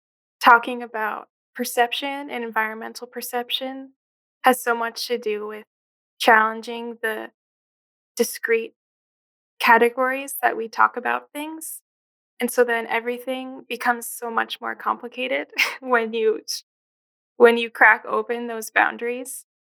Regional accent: New Jersey, United States; also born or lived in Philadelphia area / Chicago area; now in Syracuse, United States; I grew up in New Jersey, and then my family moved around a bit to these different suburbs.

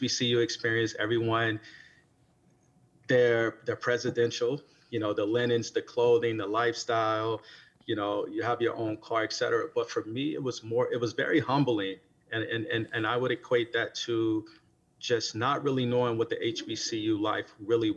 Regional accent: Natchez, Mississippi, United States; I'm originally from Natchez, Mississippi

